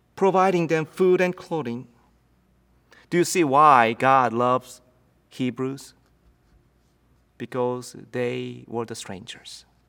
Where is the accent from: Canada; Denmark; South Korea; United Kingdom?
South Korea; English is a second language; moved away as an adult; now in United States; When I lived in Korea